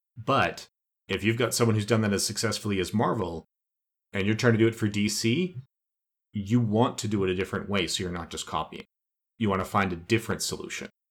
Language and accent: English; Canada; as a Canadian